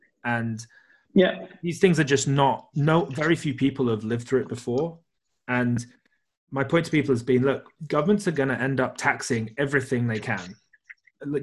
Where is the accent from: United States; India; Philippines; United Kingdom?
United Kingdom; I'm British